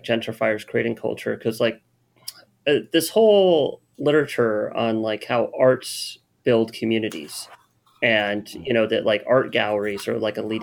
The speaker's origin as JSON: {"language": "English", "region": "California", "country": "United States", "said": "I'm from California."}